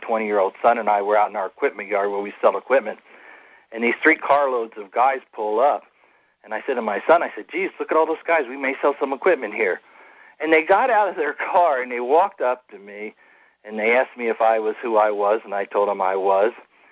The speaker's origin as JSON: {"language": "English", "region": "New Jersey", "country": "United States", "tie": "born or raised there", "moved": "yes", "said": "being a young guy growing up in New Jersey"}